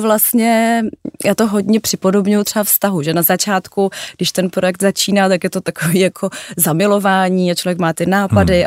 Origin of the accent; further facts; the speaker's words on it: Prague, Czechia; já jsem narozená v Praze